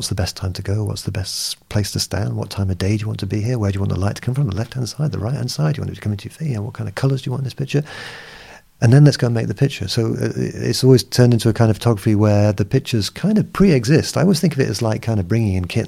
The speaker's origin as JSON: {"language": "English", "region": "England", "country": "United Kingdom", "also_born_or_lived": "Lagos, Nigeria", "said": "being English"}